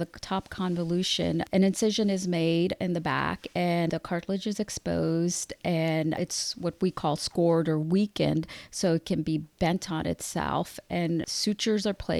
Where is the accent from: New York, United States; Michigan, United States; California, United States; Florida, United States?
California, United States; Southern; moved away as an adult; also born or lived in Washington, D.C.; I'm originally from Southern California, and I went out east to pursue my education